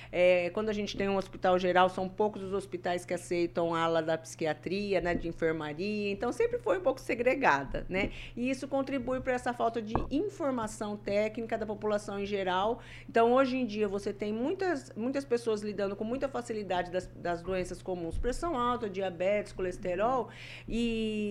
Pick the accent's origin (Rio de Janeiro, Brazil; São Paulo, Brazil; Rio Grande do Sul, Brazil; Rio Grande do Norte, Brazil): São Paulo, Brazil; Santa Rita do Passa Quatro; now in Maringá, Brazil; É, minha cidade natal é Santa Rita do Passa Quatro, estado de São Paulo, próxima cidade de Ribeirão Preto.